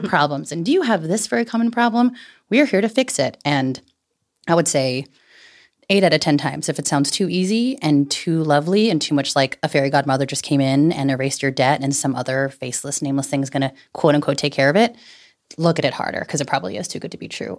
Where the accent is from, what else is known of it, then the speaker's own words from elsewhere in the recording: South San Francisco, California, United States; I'm from South San Francisco.